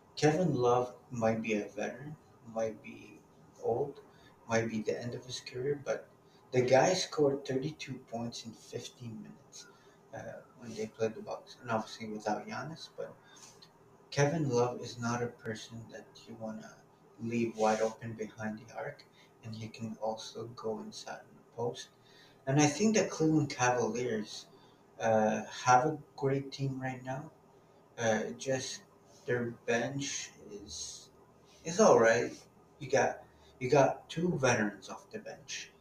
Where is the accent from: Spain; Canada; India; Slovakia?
Canada; Toronto, Ontario; my hometown team, the Toronto Raptors